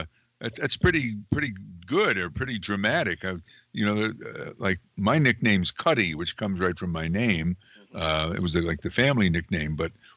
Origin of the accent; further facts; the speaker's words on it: Amsterdam, New York, United States; I grew up in a city at the time had Amsterdam, New York, had over 30,000 people when I was a kid, and the population's now shrunk to 17,000.